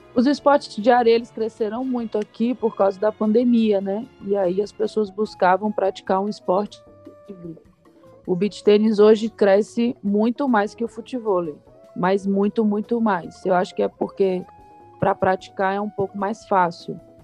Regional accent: Salvador, Bahia, Brazil; moved away as an adult; also born or lived in Vitória da Conquista; now in São Paulo, Brazil; eu nasci em Vitória da Conquista, mas sempre morei em Salvador.

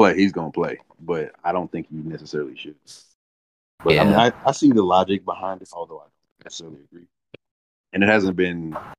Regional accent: Kansas City, United States; the Kansas City Chiefs, my hometown team.

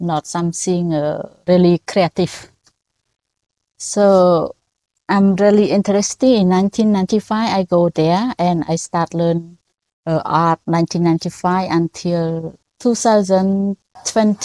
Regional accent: Battambang, Cambodia; English is a second language; moved away as an adult; also born or lived in France; now in Phnom Penh, Cambodia; in my area in Battambang, I was born in Battambang

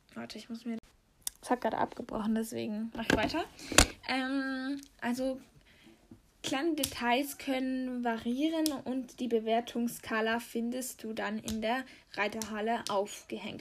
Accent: Switzerland; wir kommen hier aus der Schweiz

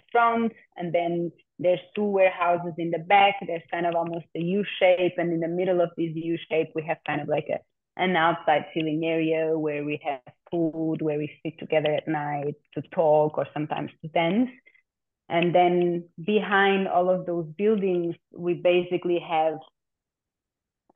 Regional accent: Portugal; I also grew up, I'm born and raised in Portugal. I consider myself Portuguese

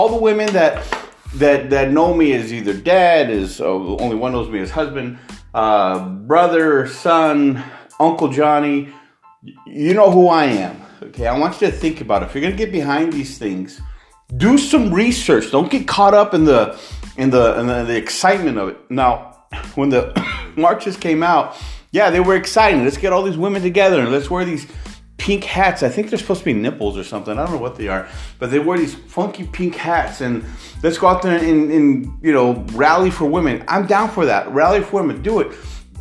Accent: San Jose, California, United States; I was raised on in the Barrio side of San Jose

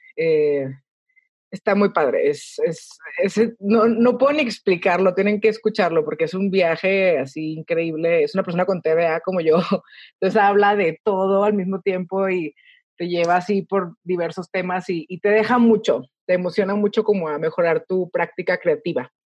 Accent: El Paso, Texas, United States; soy Texican, ¿ok? Yo nací en El Paso

